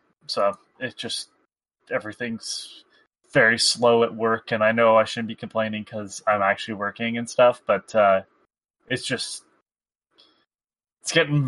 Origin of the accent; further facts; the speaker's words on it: Canada; I'm Canadian